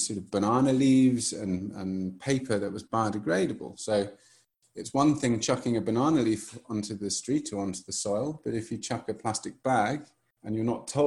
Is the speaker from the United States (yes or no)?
no; England, United Kingdom; moved away as an adult; now in Malawi; I'm from England